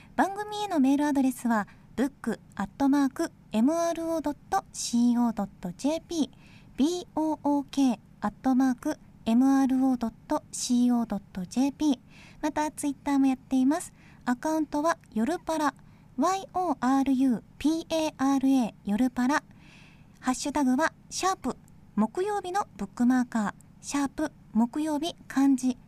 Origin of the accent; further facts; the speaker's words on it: Ishikawa, Japan; 私は地元石川県の北陸放送で